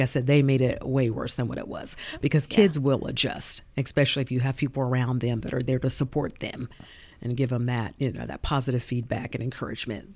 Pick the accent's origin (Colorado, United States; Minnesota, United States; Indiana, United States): Indiana, United States; Muncie; also born or lived in Nashville, Tennessee; I'm Munsonian, born and raised here. I graduated from Muncie Northside High School.